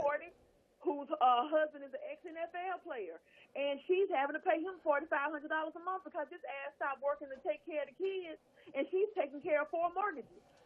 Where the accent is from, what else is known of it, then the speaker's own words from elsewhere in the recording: the South, United States; I'm from the South, so I'm a thick girl